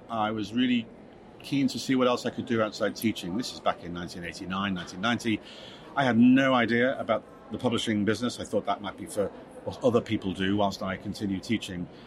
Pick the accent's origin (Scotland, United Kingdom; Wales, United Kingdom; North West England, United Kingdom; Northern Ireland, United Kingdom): North West England, United Kingdom; it's a home game for me because it's uh, Liverpool, and I grew up on the Wirral, just over the other side of the water.